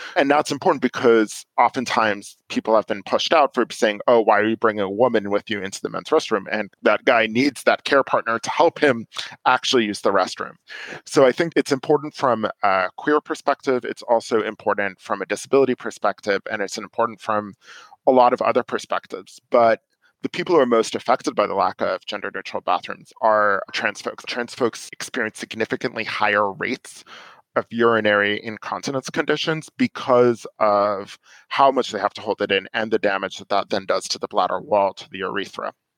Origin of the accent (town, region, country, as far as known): New York, United States; moved away as an adult; now in Silver Spring, Maryland, United States